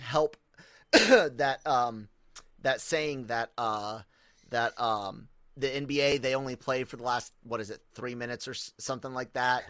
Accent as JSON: {"language": "English", "country": "United States", "said": "I'm American"}